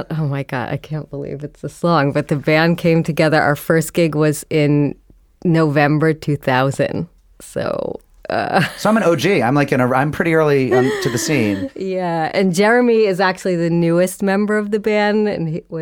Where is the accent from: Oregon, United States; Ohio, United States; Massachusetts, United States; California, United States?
Massachusetts, United States; Boston; I grew up in the suburbs of Boston, but my mother was from New York